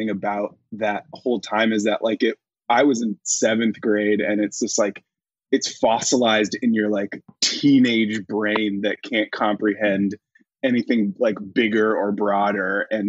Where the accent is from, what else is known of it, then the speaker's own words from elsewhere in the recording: Rhinebeck, New York, United States; also born or lived in Tucson, Arizona / Austin, Texas; I'm from like a small town in upstate New York, and so it's like about 2 hours north of the city